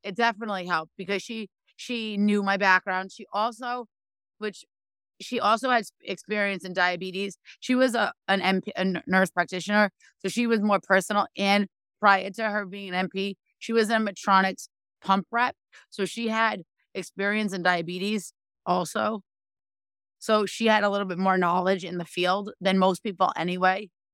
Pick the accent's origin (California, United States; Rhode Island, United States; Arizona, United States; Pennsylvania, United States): Rhode Island, United States; I am from Rhode Island